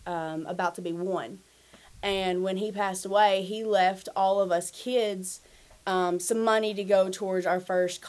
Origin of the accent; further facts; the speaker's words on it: Western Kentucky, United States; my family is very, Western Kentucky rednecks, so we listen to country music, and I grew up on country and gospel